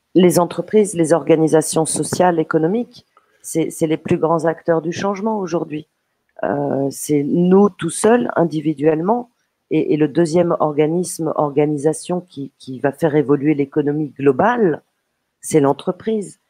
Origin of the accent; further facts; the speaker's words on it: Paris, Île-de-France, France; je suis née à Paris